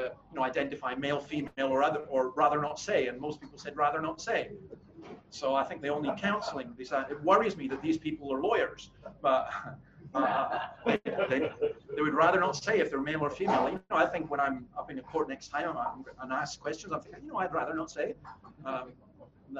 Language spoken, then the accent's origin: English; Scotland, United Kingdom; as a Scotsman